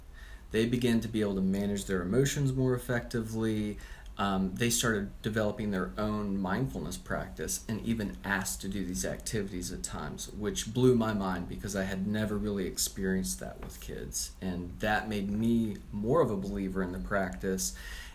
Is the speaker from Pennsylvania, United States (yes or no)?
yes; Pennsylvania, United States; So originally, I'm from Pennsylvania.